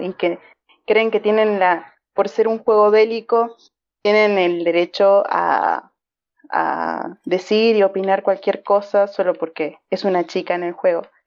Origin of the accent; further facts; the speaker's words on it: Argentina; Soy de Argentina